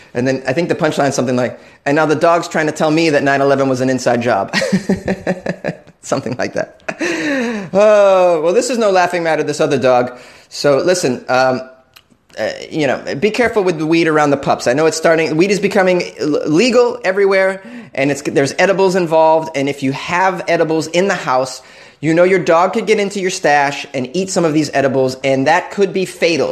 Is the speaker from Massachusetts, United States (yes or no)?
yes; Massachusetts, United States; a fellow masshole.